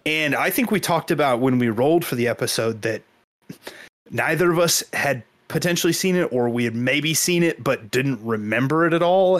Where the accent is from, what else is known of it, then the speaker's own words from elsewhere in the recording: Kansas, United States; I grew up in Kansas